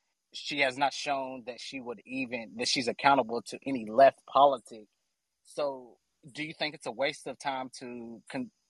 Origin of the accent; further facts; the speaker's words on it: Kentucky, United States; moved away as an adult; now in Chicago, United States; I'm from Kentucky, and I recently moved back to Chicago.